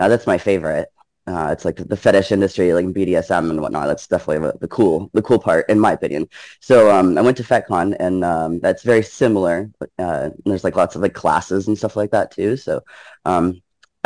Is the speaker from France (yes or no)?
no; Canada; moved away; I grew up in Canada, actually.